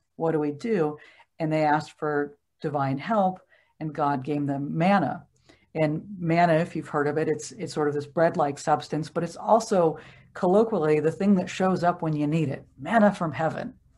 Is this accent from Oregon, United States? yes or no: yes; Oregon, United States; I grew up in Oregon